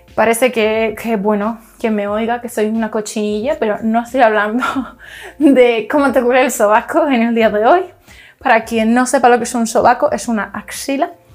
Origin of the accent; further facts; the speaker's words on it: Canary Islands, Spain; yo soy canaria